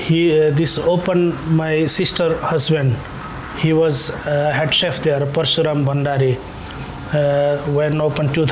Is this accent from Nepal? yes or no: yes; Nepal; English is a second language; moved away as an adult; now in Tallinn, Estonia; I, I am from Nepal and I came 2007 December here, Tallinn.